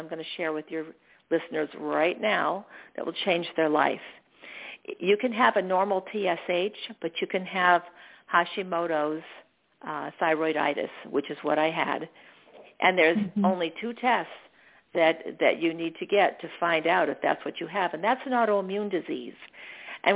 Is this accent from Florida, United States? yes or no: yes; Daytona Beach, Florida, United States; moved away as an adult; now in Arizona, United States; Daytona Beach, Florida, where I'm from